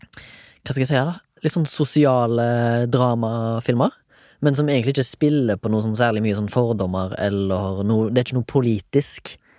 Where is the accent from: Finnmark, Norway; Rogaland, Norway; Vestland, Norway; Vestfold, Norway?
Rogaland, Norway; Haugesund; now in Oslo, Norway; Jeg er 34 år. Jeg er fra Haugesund.